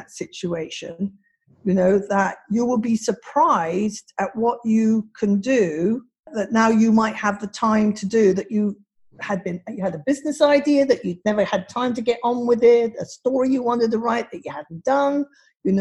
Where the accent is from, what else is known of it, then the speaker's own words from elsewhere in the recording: Singapore; me growing up in Singapore as a young girl, a tomboy